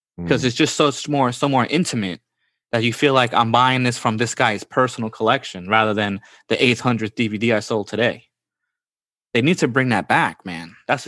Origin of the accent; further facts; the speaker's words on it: Bronx, New York, United States; So basically, we live in Queens, okay? Or I come from the Bronx.